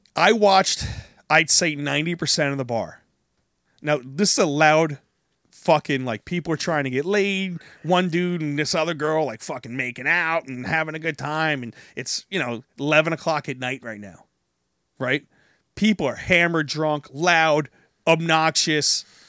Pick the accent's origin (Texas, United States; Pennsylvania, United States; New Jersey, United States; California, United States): New Jersey, United States; also born or lived in North Carolina; I'm from New Jersey, uh, I'm Italian